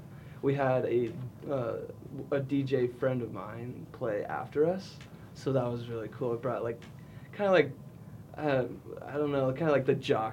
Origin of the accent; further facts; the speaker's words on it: Newport Beach, California, United States; We grew up in Newport Beach, California, so we kind of have some influence from like surfing, just like the surf culture down there.